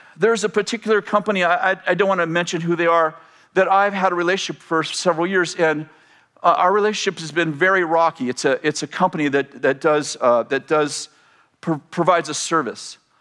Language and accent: English; Weaverville, California, United States; So many of us grew up in this little town of Weaverville